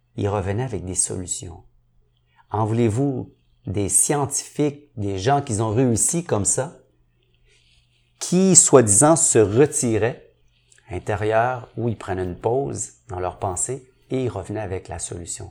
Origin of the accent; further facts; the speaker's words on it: Montreal, Quebec, Canada; je viens de Saint-Henri, mais je viens d'une famille très, très pauvre